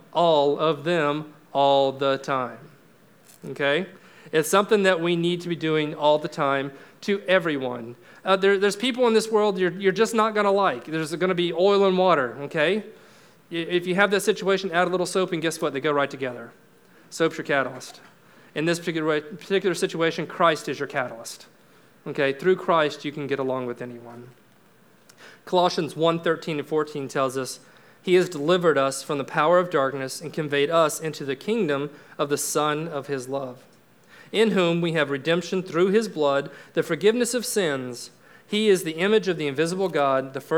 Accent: Florida, United States; I'm from Florida. We got springs all over the place there

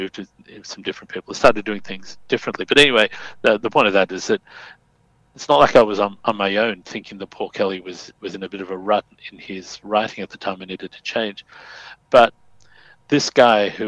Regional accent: Sydney, New South Wales, Australia; I grew up in Fairfield, Bankstown area

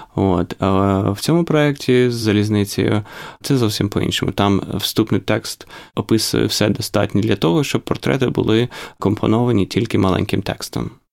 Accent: Ukraine; moved away; коли я ріс в Україні

